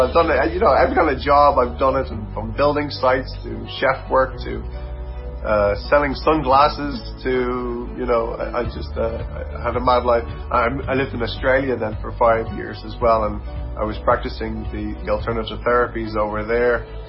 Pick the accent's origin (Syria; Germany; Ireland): Ireland; Dublin, Leinster; also born or lived in United States; now in County Clare, Ireland; So I grew up in Dublin. Um, I did all my schooling in Dublin. Moved over from America uh, when I was five